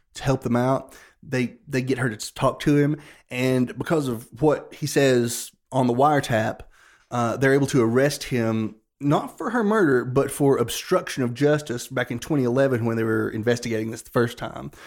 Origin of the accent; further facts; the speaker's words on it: Appalachia, United States; we're from Appalachia South. We are not from the Low Country